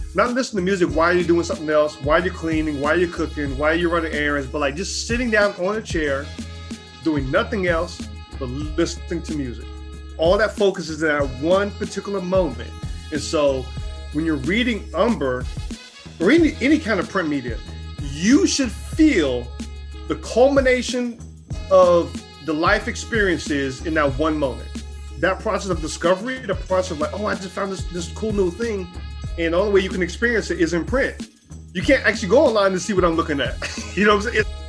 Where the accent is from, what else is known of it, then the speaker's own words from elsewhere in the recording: Charlotte, North Carolina, United States; I grew up in North Carolina, Charlotte, North Carolina